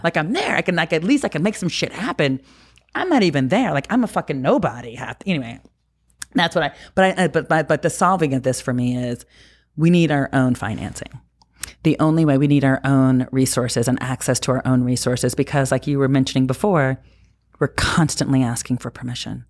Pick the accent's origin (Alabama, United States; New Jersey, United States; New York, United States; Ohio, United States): New Jersey, United States; as a kid growing up in New Jersey